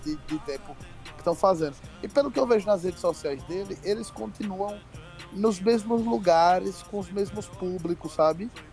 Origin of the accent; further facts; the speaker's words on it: Sergipe, Brazil; eu não falo igual cearense, eu sou de Sergipe